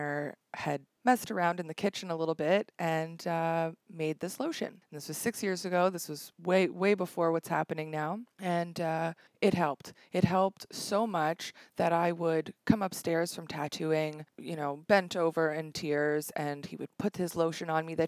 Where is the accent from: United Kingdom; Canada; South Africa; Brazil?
Canada; Toronto, Ontario; originally I'm from Toronto